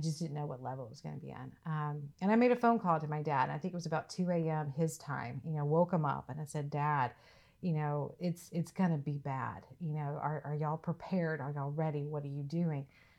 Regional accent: the South, United States; so I'm from the South, I'm from that region.

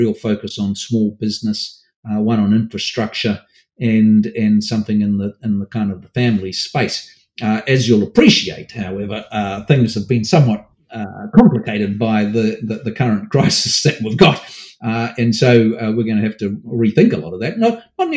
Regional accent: Auckland, New Zealand; I grew up in Mount Roskill, suburb in Auckland

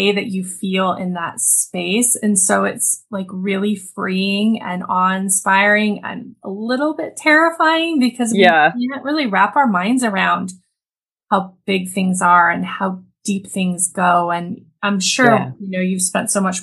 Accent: Montana, United States; I grew up in Montana

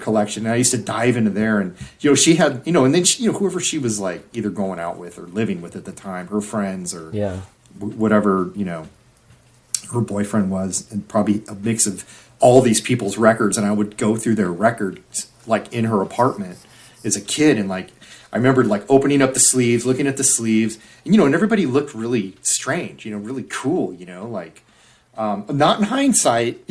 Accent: Orange County, Southern California, United States; in Southern California, growing up in Orange

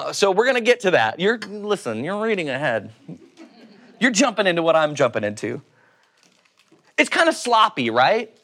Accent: Oklahoma, United States; accent: Oklahoma; my Oklahoma accent

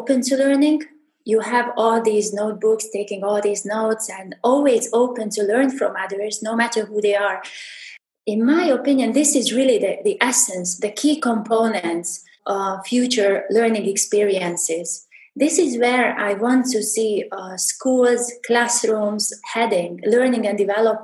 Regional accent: Subcarpathian region, Zakarpattia Oblast, Ukraine; moved away as an adult; also born or lived in Oman / Hatta, UAE / Fujairah, UAE / Abu Dhabi, UAE; now in Dubai, United Arab Emirates; this is where I've grown up and spent like 28 years of my life in. this region.

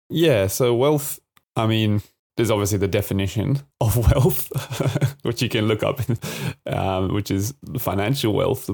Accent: Adelaide, South Australia, Australia; also born or lived in Japan; now in Brisbane, Australia; I'm originally from Adelaide

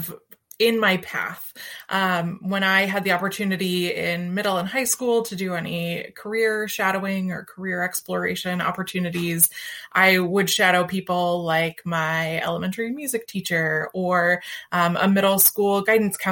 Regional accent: Central Ohio, United States; also born or lived in North Carolina; I'm from Central Ohio

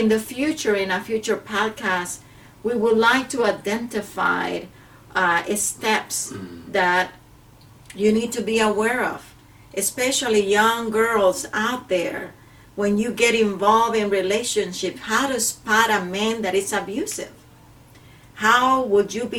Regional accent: El Salvador; moved away; I come from Central America, from El Salvador, where male and females are treated completely different

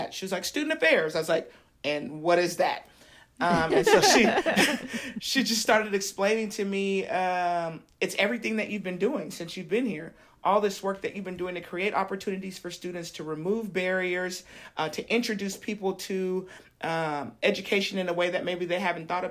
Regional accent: Sacramento, California, United States; enrolled at Sacramento City College, which is a community college here in my hometown.

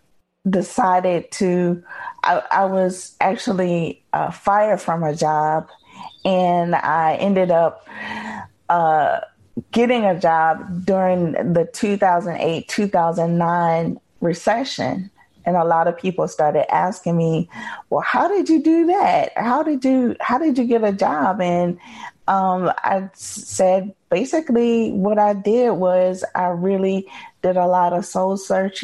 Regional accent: Wilmington, North Carolina, United States; now in Durham, United States; I was born in a place called Wilmington, North Carolina, which is on the coast, and grew up there.

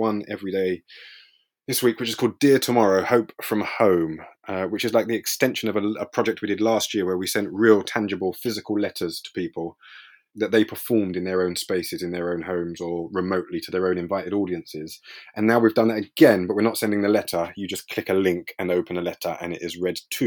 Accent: London, United Kingdom; I grew up in East London, in a place called Leytonstone, which is which borders Stratford

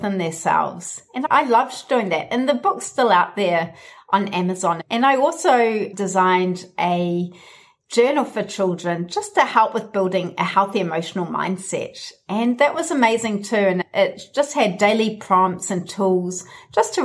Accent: New Zealand; my home country, New Zealand

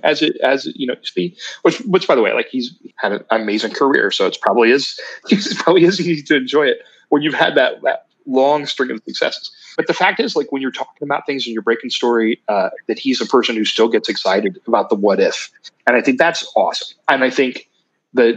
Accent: Ironton, Ohio, United States; I'm from Ironton

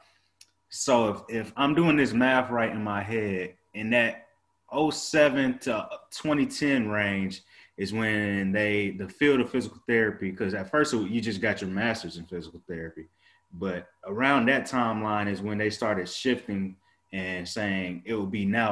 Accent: Biloxi, Mississippi, United States; I'm from Biloxi, Mississippi.

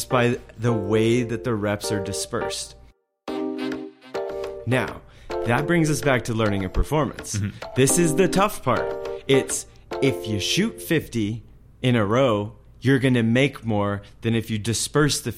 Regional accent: Wyoming, United States; I'm from Wyoming and we didn't have enough people

